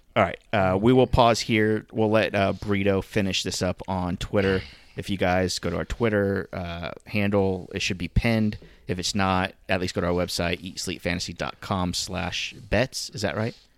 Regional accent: South Florida, United States; we grew up in South Florida.

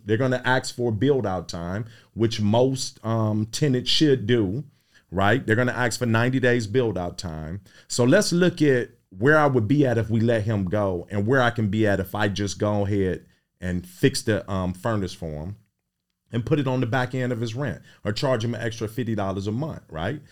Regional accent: Cleveland, Ohio, United States; I was raised in Midtown, sixty-eighth and Carnegie

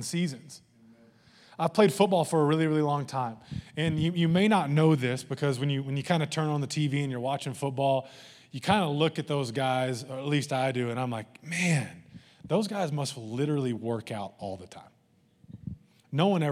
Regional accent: the Bible Belt, United States; growing up in the Bible Belt

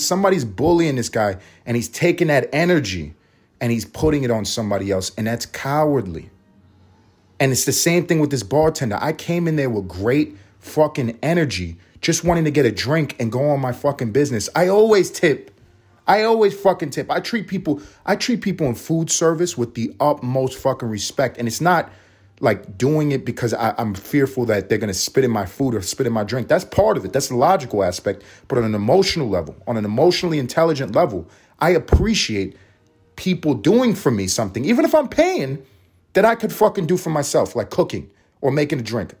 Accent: New York City, New York, United States; I'm from New York City. I grew up in Harlem.

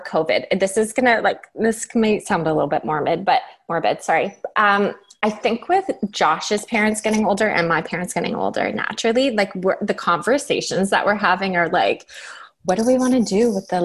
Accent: Waterdown, Ontario, Canada; moved away; So I grew up in Ontario in a small town called Waterdown, which is, if you're familiar with Ontario, it's between Burlington and Hamilton.

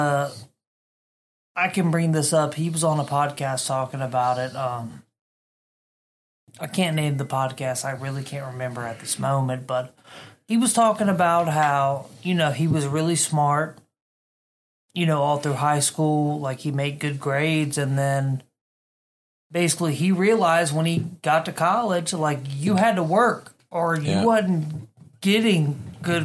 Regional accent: Spartanburg, South Carolina, United States; moved away; that's my fucking hometown

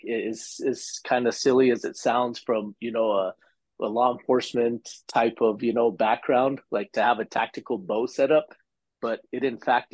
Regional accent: New Mexico, United States; we're from New Mexico, we're Western hunters

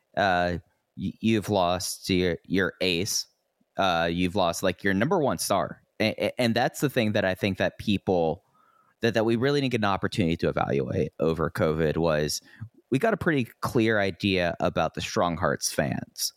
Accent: Fort Worth, Texas, United States; moved away; I am now back in my hometown, Fort Worth, Texas

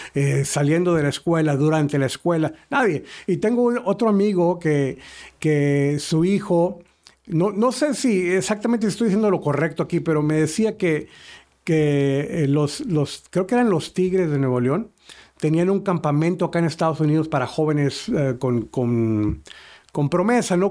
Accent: Uruguay; moved away; yo vengo de Uruguay

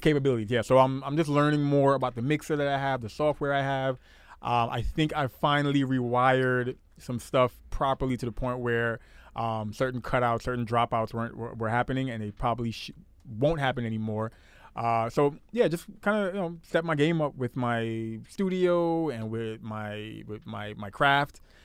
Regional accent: New York City, New York, United States; moved away; I'm from Brooklyn.

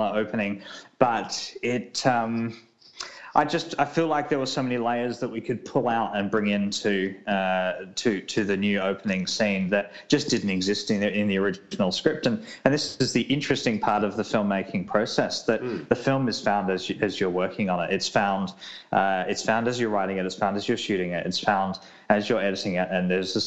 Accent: South Australia, Australia; my home state of South Australia

